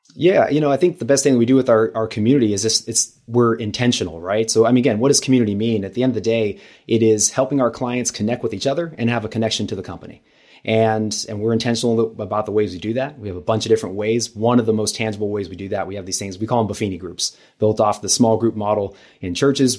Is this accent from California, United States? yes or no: yes; Los Angeles, California, United States; moved away as an adult; now in San Diego, United States; I'm from Los Angeles originally